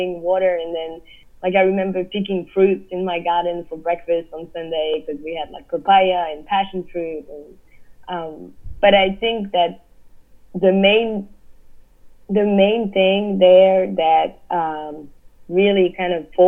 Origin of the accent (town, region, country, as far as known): Réunion; born or raised there; now in New York, United States